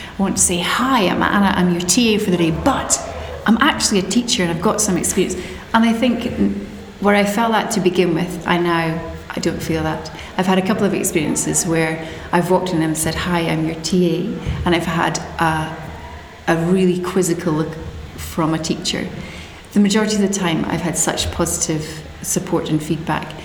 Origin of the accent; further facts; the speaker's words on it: Scotland, United Kingdom; moved away as an adult; now in New Zealand; So I studied in Scotland. I'm not a Kiwi, you can maybe tell. And I taught in Scotland for about 10 years.